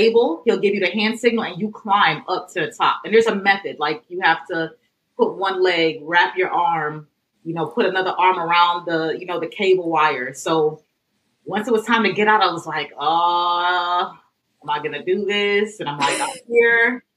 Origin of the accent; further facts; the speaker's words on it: New York City, New York, United States; I grew up in Brooklyn